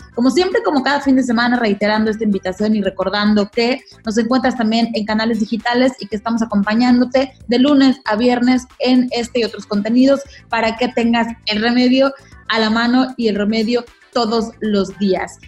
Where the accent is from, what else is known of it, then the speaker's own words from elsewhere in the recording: Mexico; nosotros mexicanos